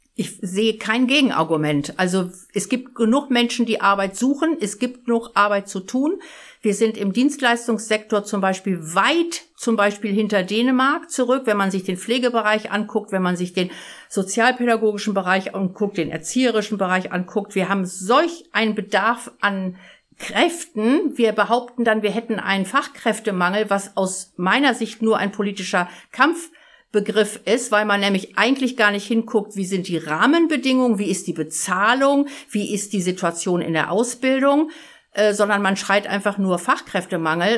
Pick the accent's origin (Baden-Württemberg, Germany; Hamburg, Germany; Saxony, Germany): Hamburg, Germany; Ich komme aus Harburg